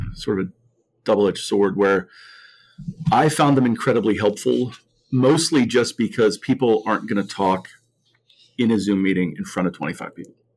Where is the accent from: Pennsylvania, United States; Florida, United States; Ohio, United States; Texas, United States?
Pennsylvania, United States; Mount Lebanon; I grew up in Mount Lebanon